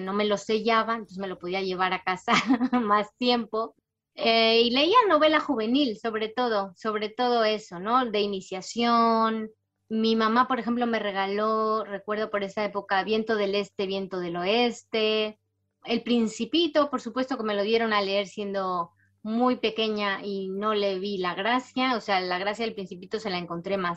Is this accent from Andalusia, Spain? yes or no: no; Barcelona, Catalonia, Spain; born there; also born or lived in Panama; por eso también nací en Barcelona, porque estaba destinado en Barcelona cuando yo nací ahí. Y mm, porque mi papá realmente es madrileño, entonces lo lógico hubiera sido que, que naciera en Madrid, pero estábamos destinados en Barcelona, después lo destinaron a, a Panamá y ahí estuvimos ocho años.